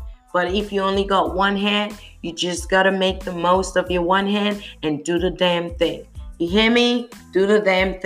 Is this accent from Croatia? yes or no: no; United Kingdom; now in United States; I'm a Brit, I'm British, but I'm currently living in the States